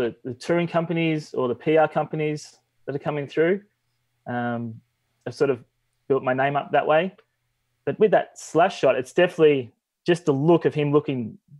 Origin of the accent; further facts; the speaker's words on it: Melbourne, Victoria, Australia; I'm from Melbourne, Australia.